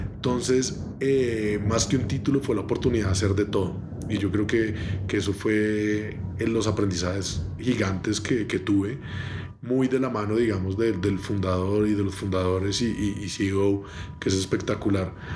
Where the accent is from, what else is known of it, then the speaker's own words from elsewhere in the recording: Bogotá, Colombia; yo soy colombiano, nacido y criado en Bogotá